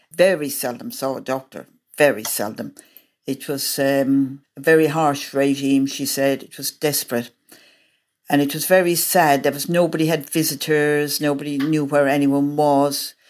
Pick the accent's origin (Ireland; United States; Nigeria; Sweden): Ireland; moved away; I am Irish, we as Irish people, what I know of, growing up there